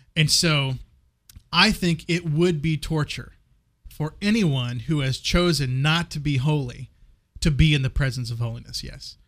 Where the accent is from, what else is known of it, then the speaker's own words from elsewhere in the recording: West Texas, United States; I grew up in West Texas